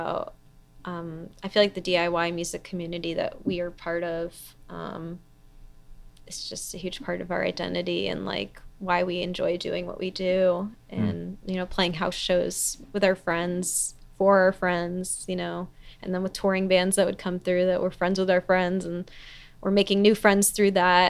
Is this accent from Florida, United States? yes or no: no; New York, United States; moved away as an adult; also born or lived in Athens, Georgia; now in Seattle, United States; I'm from New York. And then I also lived in Athens, Georgia for 5 years before I moved here